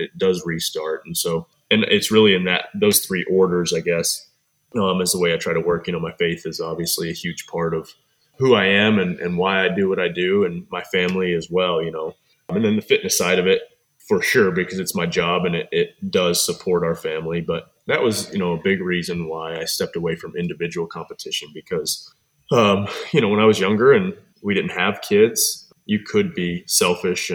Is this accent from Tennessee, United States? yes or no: yes; Cookeville, Tennessee, United States; also born or lived in Michigan; When I was four and a half, we moved to Cookeville, and I've been here ever since, so about 30 years